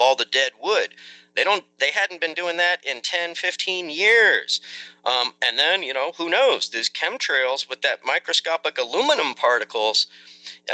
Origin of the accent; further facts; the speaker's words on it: Santa Rosa, California, United States; also born or lived in San Francisco / Marin County; Santa Rosa in Sonoma County. It's about an hour and a half north of San Francisco